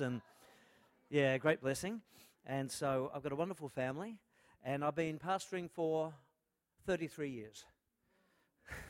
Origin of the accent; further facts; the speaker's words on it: Melbourne, Victoria, Australia; I am from Melbourne